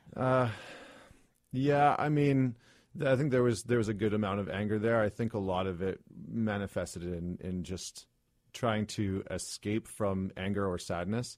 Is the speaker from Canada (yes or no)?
yes; Alberta, Canada; I grew up in Alberta, which is, as we all know, kind of like the Texas of Canada